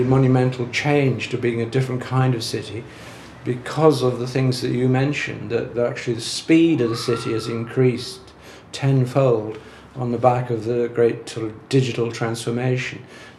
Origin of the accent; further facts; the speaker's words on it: Dublin, Leinster, Ireland; now in London, United Kingdom; I was moving to London when I moved in the 60s from Dublin, which was a kind of a sleepy kind of provincial town, very, very dominated by the church and so on.